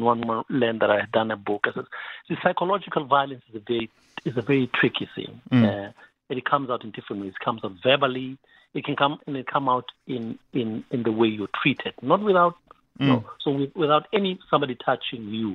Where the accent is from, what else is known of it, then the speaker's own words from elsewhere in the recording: Katlehong, Gauteng, South Africa; I grew up in Katlehong, in Shongwen, in Tlapo.